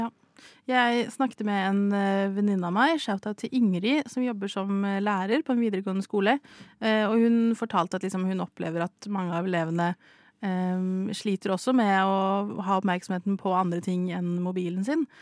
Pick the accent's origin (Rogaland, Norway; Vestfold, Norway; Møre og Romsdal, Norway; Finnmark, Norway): Rogaland, Norway; Stavanger; jeg er jo fra Stavanger, oljebyen.